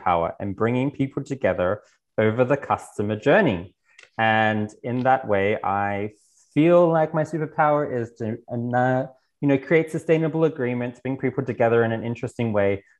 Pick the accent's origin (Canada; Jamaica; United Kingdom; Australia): Australia; moved away as an adult; now in Berlin, Germany; I was born in Australia, and from Australia, I also then moved and have lived the last 8 years in Berlin.